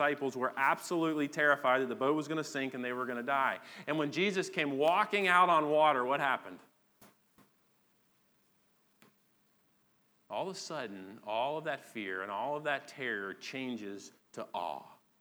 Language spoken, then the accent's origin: English; United States; as an American Christian